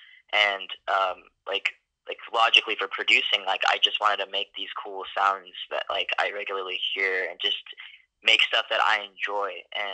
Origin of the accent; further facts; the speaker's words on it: Spokane, Washington, United States; also born or lived in Denver, Colorado; I was born in Denver, Colorado. I lived there for 5 years. And then my family moved to Washington State, to the city called Spokane. And I lived there for about 10 years.